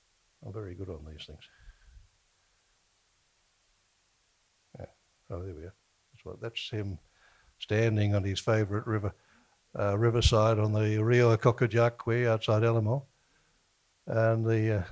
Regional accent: Australia; I come from Australia

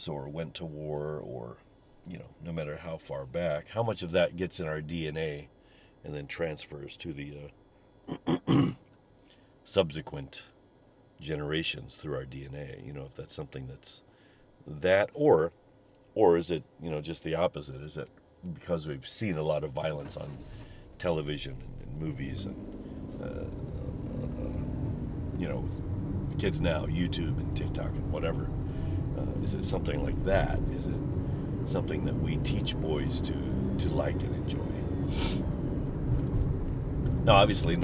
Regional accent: Missouri, United States; when I grew up in Missouri

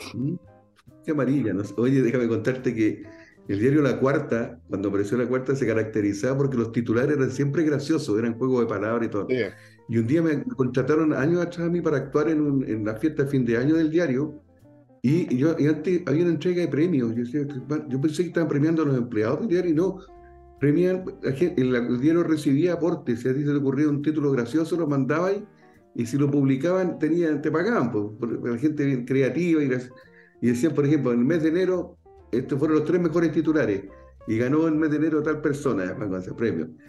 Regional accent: Valparaíso, Chile; como buen porteño

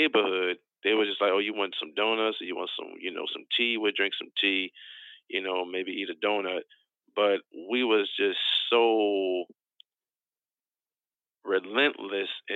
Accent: Philadelphia, Pennsylvania, United States; I'm originally from West Oak Lane in the city of Philadelphia, Pennsylvania

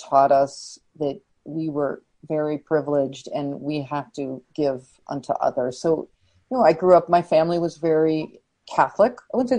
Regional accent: Winnipeg, Manitoba, Canada; moved away as an adult; also born or lived in Toronto; now in New York, United States; I went to university in Winnipeg, my hometown

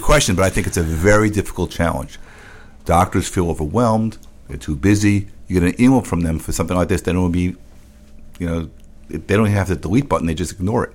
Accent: New York City, New York, United States; I grew up in the Bronx

